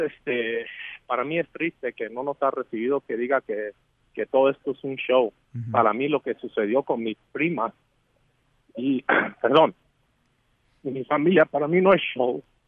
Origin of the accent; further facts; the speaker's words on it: Mexico; nosotros como mexicanos